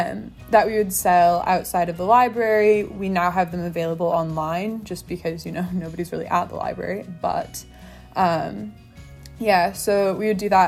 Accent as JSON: {"language": "English", "area": "San Francisco Bay Area", "region": "California", "country": "United States", "moved": "as an adult", "lives_now": "Edinburgh, United Kingdom", "said": "I'm from the San Francisco Bay Area"}